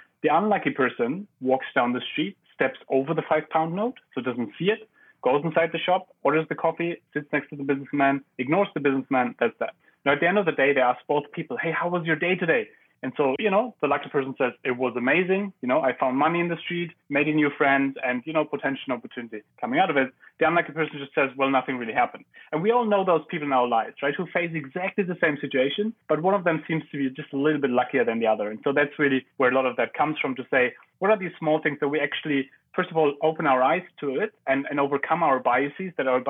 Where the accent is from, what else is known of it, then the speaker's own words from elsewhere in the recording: Germany; English is a second language; In Germany.